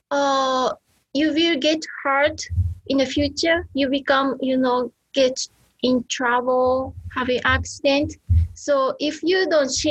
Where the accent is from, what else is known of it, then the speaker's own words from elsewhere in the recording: Iriomote Island, Okinawa, Japan; English is a second language; moved away; in Okinawa, in Iriomote Island.